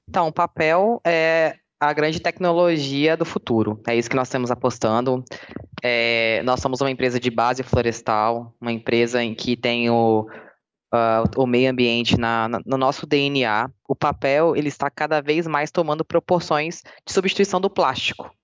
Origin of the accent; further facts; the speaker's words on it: Espírito Santo, Brazil; moved away as an adult; also born or lived in Bahia; Eu sou capixaba, minha família é ah. é capixaba, meu filho é capixaba.